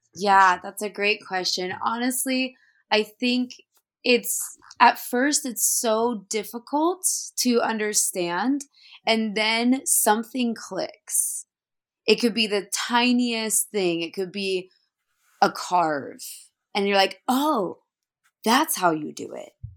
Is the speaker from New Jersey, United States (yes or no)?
no; Dallas, Oregon, United States; I grew up in Dallas, Oregon